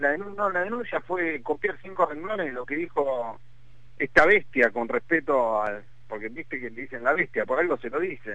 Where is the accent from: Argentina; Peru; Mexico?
Argentina; mi país